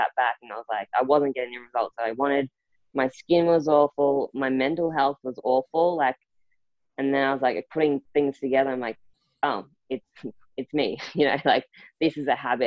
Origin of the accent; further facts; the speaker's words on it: Rockhampton, Queensland, Australia; moved away as an adult; also born or lived in Townsville; I left my hometown in Rockhampton. So, you know, I went to Townsville